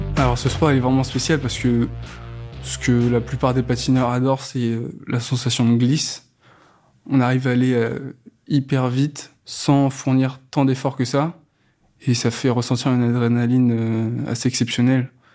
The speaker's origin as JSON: {"language": "French", "town": "Saint-Pierre-lès-Elbeuf", "region": "Normandy", "country": "France", "tie": "born or raised there", "said": "Dans ma ville natale, Saint-Pierre-des-Albeuf, il y a un club de rollers depuis très longtemps"}